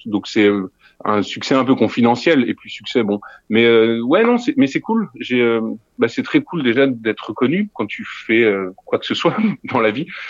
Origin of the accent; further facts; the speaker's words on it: Neuves-Maisons, Grand Est, France; now in Brussels, Belgium; je, suis français, je viens de Lorraine, d'un tout petit bled à côté de Nancy qui s'appelle Neuve Maisons. Et euh, ouais, non, je, je suis pas, je suis pas belge, mais je vis à Bruxelles maintenant.